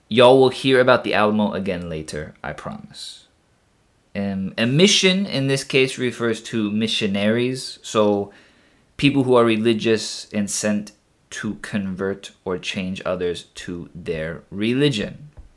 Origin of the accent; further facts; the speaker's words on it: Texas, United States; my home state